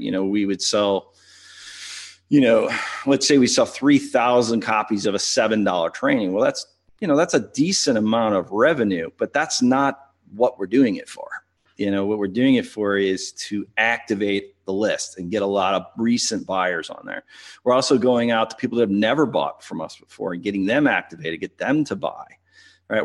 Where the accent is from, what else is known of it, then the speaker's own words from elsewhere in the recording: St. Louis, Missouri, United States; I'm from Saint Louis